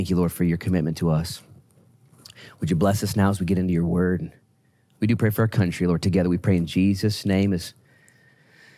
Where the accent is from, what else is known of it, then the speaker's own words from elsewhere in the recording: United States; I'm an American citizen